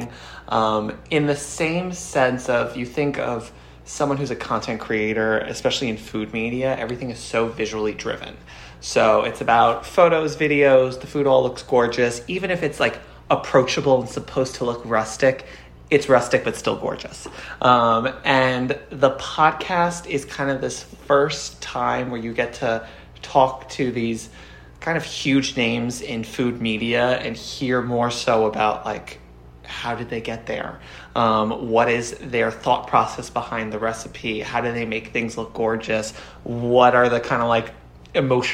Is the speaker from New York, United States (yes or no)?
yes; New York City, New York, United States; I'm born and raised in New York